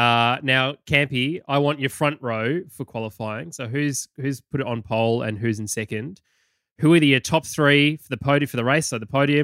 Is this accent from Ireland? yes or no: no; Australia; because I'm Australian?